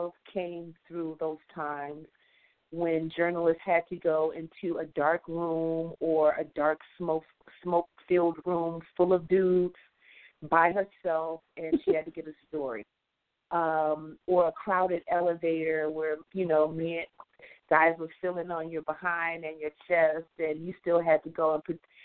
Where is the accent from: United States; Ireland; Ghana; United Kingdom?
United States; Detroit, Michigan; A little girl growing up in the 70s in Detroit, Michigan